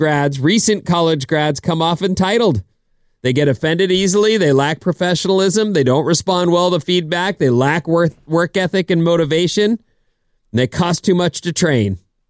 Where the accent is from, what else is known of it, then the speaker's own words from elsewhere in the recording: Irvine, California, United States; where we grew up in Irvine, there were always these farms everywhere.